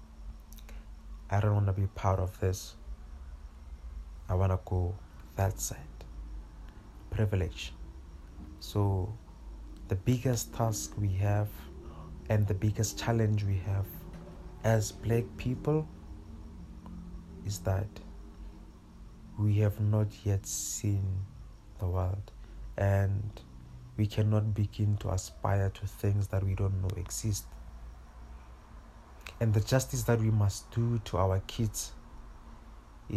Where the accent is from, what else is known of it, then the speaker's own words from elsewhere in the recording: Pretoria, Gauteng, South Africa; I grew up in Mamelodi. I grew up 15 minutes away from the CBD, from the main town